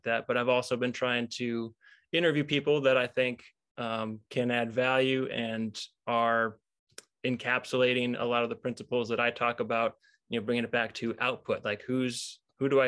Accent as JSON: {"language": "English", "region": "Illinois", "country": "United States", "tie": "born or raised there", "also_born_or_lived": "Michigan", "moved": "as an adult", "lives_now": "Wisconsin, United States", "said": "Grew up in Illinois"}